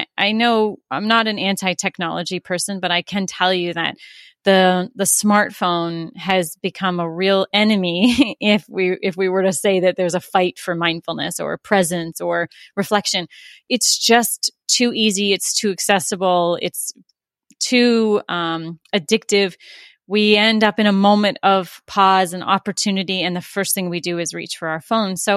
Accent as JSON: {"language": "English", "town": "Toronto", "region": "Ontario", "country": "Canada", "tie": "born or raised there", "also_born_or_lived": "Orlando, Florida", "moved": "yes", "lives_now": "Vancouver Island, Canada", "said": "I grew up oh, in Toronto"}